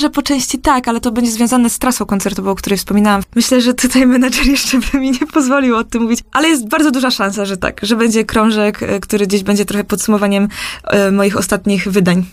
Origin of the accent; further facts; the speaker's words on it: Krapkowice, Opole Voivodeship, Poland; moved away as an adult; wracać do swojej rodzinnej miejscowości, do Krapko i skąd pochodzę